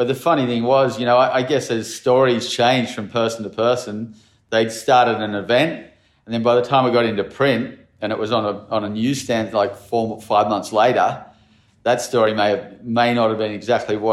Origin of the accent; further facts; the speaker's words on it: Narrabeen, New South Wales, Australia; I grew up in Narrabeen